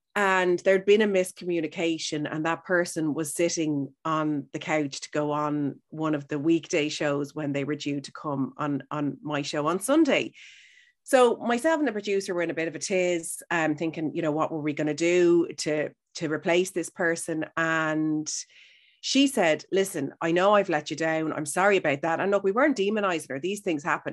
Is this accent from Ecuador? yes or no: no; Howth, Leinster, Ireland; I'm from Howth, so I'm beside the sea